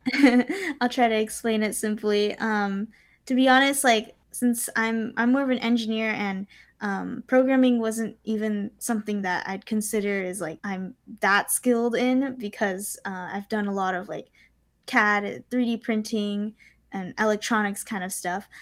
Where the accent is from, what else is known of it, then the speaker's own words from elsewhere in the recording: California, United States; I was born and raised in California. I've been living here ever since